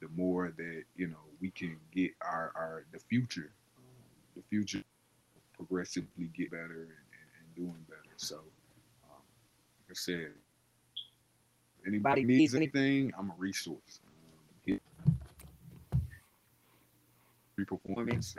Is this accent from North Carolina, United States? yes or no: yes; Tarboro, North Carolina, United States; my hometown.